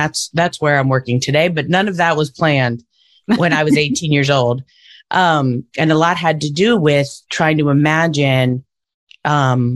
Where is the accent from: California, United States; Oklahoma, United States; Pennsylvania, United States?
Pennsylvania, United States; Pittsburgh; I'm from Pittsburgh originally.